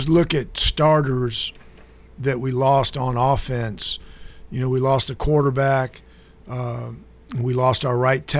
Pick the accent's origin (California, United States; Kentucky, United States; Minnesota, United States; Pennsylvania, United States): Kentucky, United States; Georgetown; moved away; also born or lived in Orlando; I grew up in Georgetown